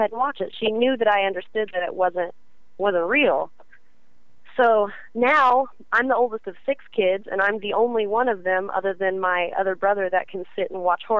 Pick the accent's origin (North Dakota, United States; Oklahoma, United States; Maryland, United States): Oklahoma, United States; born and raised